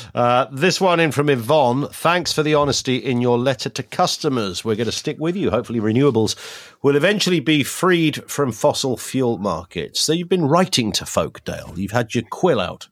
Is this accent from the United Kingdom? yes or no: yes; Kent, South East England, United Kingdom; when I was a kid, 'cause I grew up in Kent